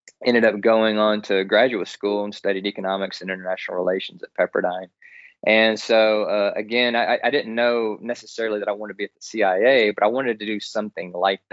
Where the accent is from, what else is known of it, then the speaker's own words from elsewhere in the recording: Texas, United States; I grew up in Texas, and I grew up with that Texas spirit.